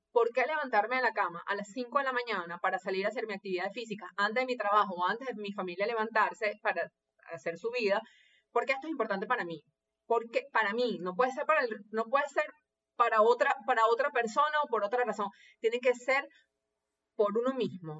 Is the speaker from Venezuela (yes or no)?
yes; Venezuela; obediente venezolana